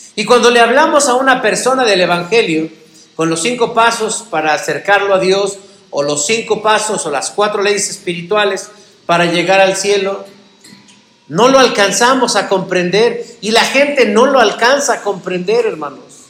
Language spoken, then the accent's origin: Spanish; Mexico; como mexicanos